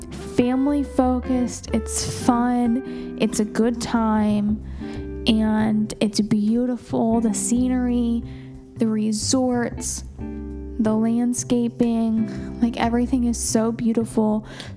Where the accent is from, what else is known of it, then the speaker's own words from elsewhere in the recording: New Jersey, United States; So my mom's family is kind of from that northeastern beach town feel. So, like, I was born in New Jersey. They're from New Jersey, New York, like that kind of area, that kind of scene.